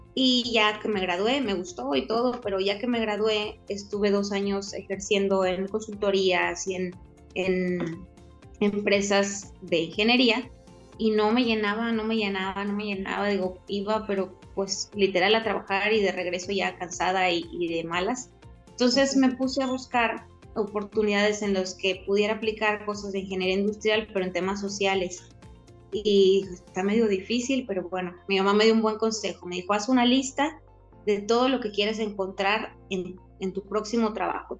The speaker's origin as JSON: {"language": "Spanish", "town": "Tampico", "region": "Tamaulipas", "country": "Mexico", "tie": "born or raised there", "also_born_or_lived": "Mexico City", "moved": "as an adult", "lives_now": "Monterrey, Mexico", "said": "nací en Ciudad de México, pero toda mi vida crecí en Tampico y desde hace 12 años vivo en Monterrey"}